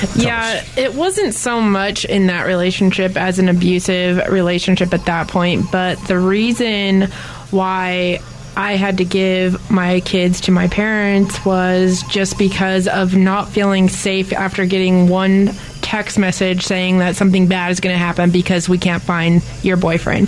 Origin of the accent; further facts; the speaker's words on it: Bay Area, California, United States; moved away as an adult; I grew up in the Bay Area